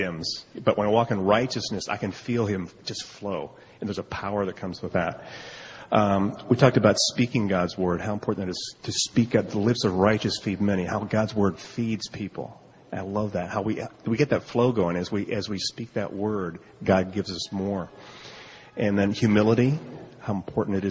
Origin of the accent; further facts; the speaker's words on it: Colorado, United States; We're from Colorado